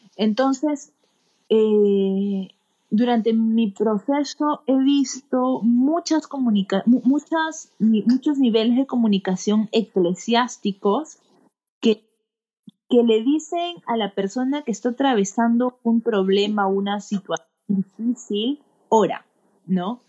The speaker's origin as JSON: {"language": "Spanish", "country": "Peru", "said": "soy una joven peruana de 30 años"}